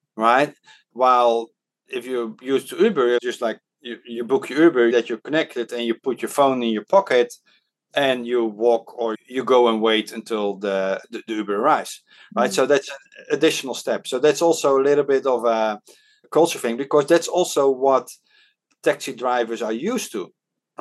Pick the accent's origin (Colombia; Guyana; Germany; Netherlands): Netherlands; first language Dutch; English is a second language; now in Hong Kong; when I was growing up in the Netherlands